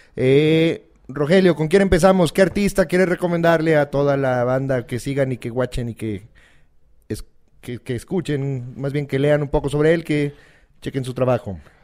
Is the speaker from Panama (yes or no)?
no; Mexico